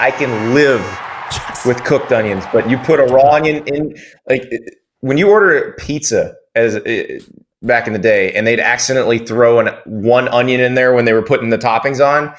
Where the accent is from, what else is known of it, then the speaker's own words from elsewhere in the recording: Columbia, South Carolina, United States; Columbia, South Carolina, my hometown. Yep. I was born 2 miles from campus at Baptist Hospital in Columbia.